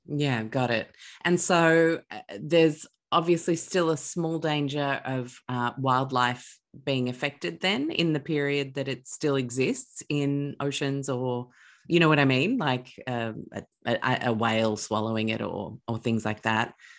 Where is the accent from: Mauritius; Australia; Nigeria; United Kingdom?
Mauritius; moved away; growing up in Mauritius